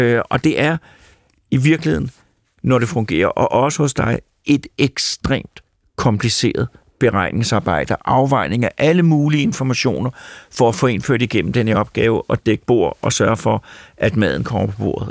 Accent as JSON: {"language": "Danish", "area": "Mørkhøj", "region": "Capital Region of Denmark", "country": "Denmark", "said": "jeg kommer fra Mørkhøj"}